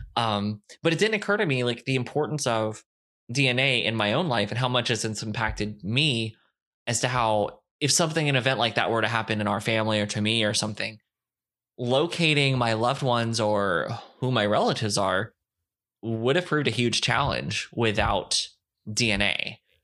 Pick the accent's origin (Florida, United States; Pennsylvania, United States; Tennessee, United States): Florida, United States; Fort Myers; born or raised there; also born or lived in Lima, Ohio; now in Texas, United States